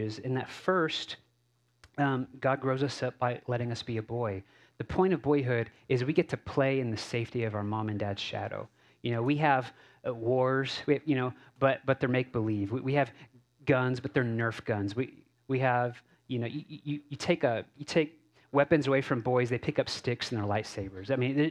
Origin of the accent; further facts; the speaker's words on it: Cape Cod and the Boston, New Bedford, Hyannis area, Massachusetts, United States; moved away; also born or lived in Texas; I grew up in Cape Cod and the Boston, New Bedford, Hyannis area